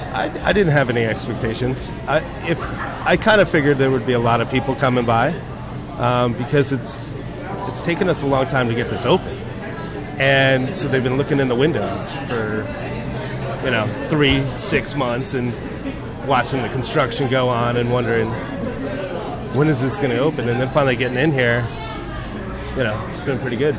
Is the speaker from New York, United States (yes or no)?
no; New Jersey, United States; now in San Diego, United States; I'm from New Jersey